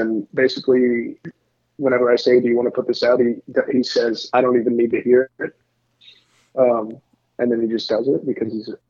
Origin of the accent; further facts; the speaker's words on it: Piedmont, Oklahoma, United States; moved away as an adult; now in Minneapolis, United States; I grew up in a weird, like, very suburban and also very rural, like, farming community town in central Oklahoma, like 20 minutes northwest of Oklahoma City, called Piedmont.